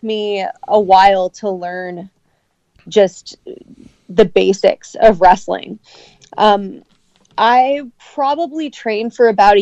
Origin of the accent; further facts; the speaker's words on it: Sacramento, California, United States; now in Canada; I'm from Sacramento, California